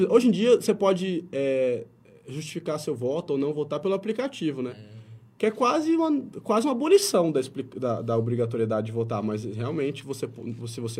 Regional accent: Brazil; eu, como brasileiro

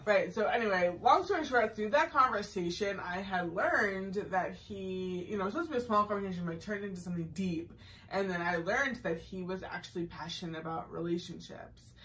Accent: Massachusetts, United States; I did grow up in Maryland. I grew up in Massachusetts

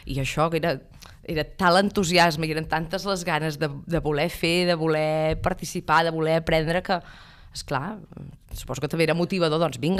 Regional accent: Ripoll, Catalonia, Spain; jo sóc de Ripoll

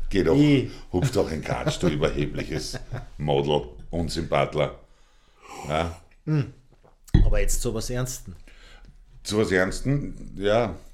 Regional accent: Austria; Ja, ich kann man da bei uns in Österreich reich werden, ich bin da sehr skeptisch.

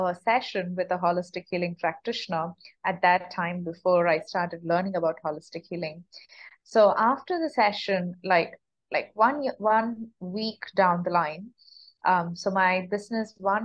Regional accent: India; moved away as an adult; also born or lived in United States; I'm born and brought up in India

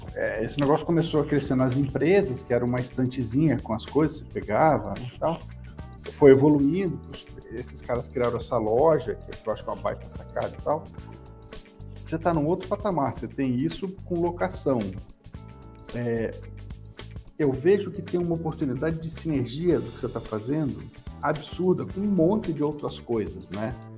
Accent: Espírito Santo, Brazil; moved away as an adult; now in São Paulo, Brazil; quando eu fui morar em São Paulo, eu preciso disso aqui, eu sou do Espírito Santo

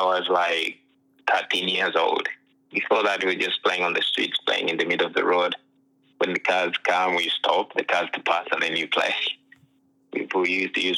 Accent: Uganda; moved away as an adult; now in United States; I was born and raised in Uganda

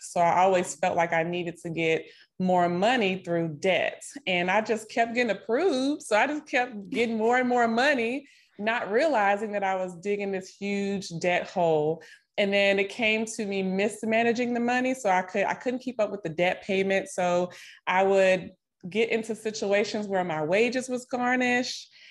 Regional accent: Nashville, Tennessee, United States; moved away as an adult; also born or lived in Miami, Florida / Texas; now in Dallas-Fort Worth, United States; I'm originally from Nashville, Tennessee, born and raised. I currently live here in Texas, near the Dallas-Fort Worth area

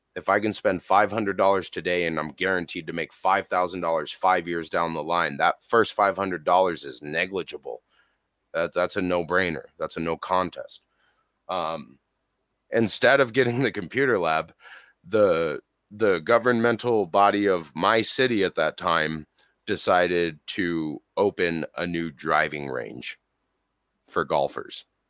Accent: Colorado, United States; born and raised in Colorado, here in good old Burgerland

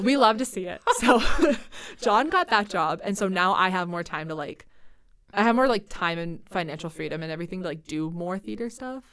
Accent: Central Iowa, United States; moved away as an adult; now in Twin Cities, United States; But I used to live in Iowa, so I'm from Central Iowa

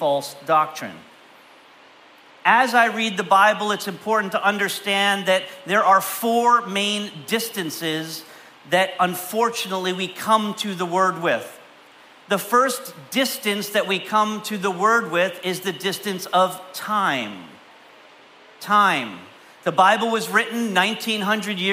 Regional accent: Canada; I grew up in Canada

